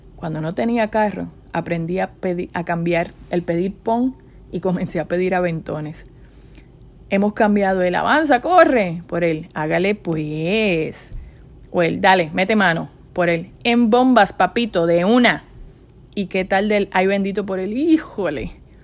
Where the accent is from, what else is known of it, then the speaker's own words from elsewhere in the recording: Puerto Rico; moved away as an adult; si quiero regresar a mi isla, si no extraño mi casa, las alcapurrias, los bacalaitos, el lechón, la playa.